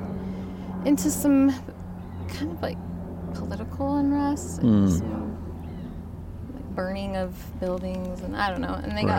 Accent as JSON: {"language": "English", "town": "Salt Lake City", "region": "Utah", "country": "United States", "tie": "born there", "said": "I was born in Salt Lake City."}